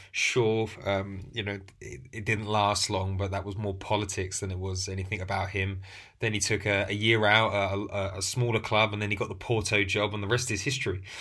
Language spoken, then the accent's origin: English; England, United Kingdom; I'm, I'm English